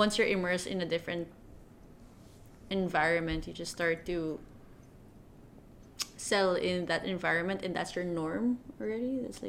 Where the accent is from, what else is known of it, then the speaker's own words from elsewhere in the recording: Manila, Metro Manila, Philippines; moved away as an adult; also born or lived in Vancouver, Canada; now in Toronto, Canada; I currently live in Toronto. Moved here from Vancouver, but I'm originally from Manila. Been here for 7 years now. In Canada, I mean.